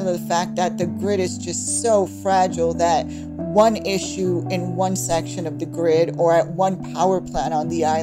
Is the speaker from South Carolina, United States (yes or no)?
no; New York City, New York, United States; I was born in Brooklyn, New York, if you can tell from the accent, but my parents were both born on the island.